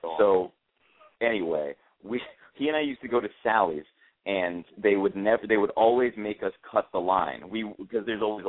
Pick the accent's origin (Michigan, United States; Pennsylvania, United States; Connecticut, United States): Connecticut, United States; New Haven; how did you enjoy doing a show in my hometown in New Haven?